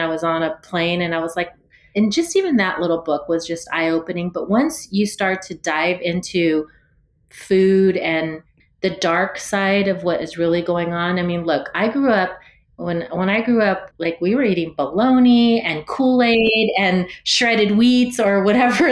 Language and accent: English; San Jose, California, United States; I was born and raised here in San Jose.